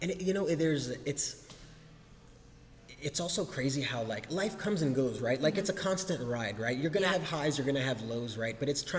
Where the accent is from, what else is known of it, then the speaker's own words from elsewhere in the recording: Germany; I'm a military brat. I grew up in Germany while my dad served in the Air Force.